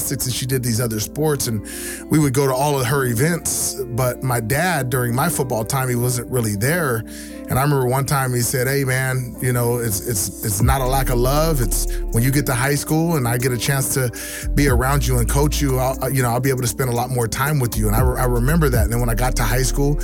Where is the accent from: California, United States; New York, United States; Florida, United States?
California, United States; Tracy; Raised in a small town in Tracy, California.